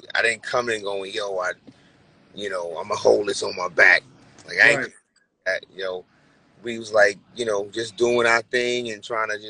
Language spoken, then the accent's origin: English; New York City, New York, United States; I grew up in Brooklyn in the 80s as a kid